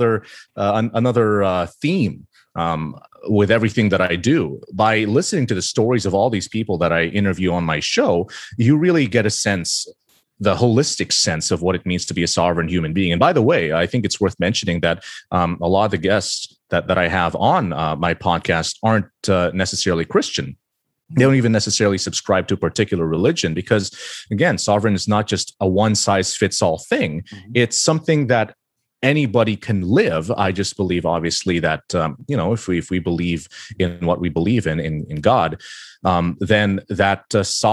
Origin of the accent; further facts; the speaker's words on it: Philippines; I grew up in the Philippines